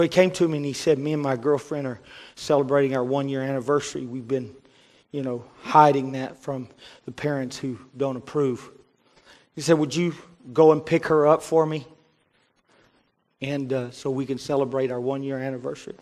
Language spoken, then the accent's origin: English; Cleburne, Texas, United States; I grew up in East Cleburne.